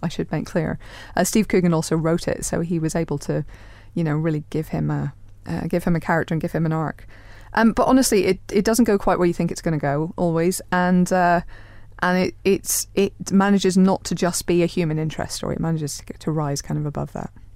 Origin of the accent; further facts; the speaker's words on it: Ireland; I'm Irish